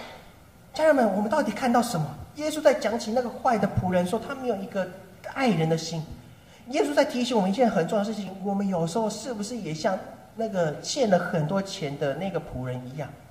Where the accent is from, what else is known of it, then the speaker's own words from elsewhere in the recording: Taipei, Taiwan; moved away as an adult; now in Nankan, Taiwan; 从小到大天龙国长大的我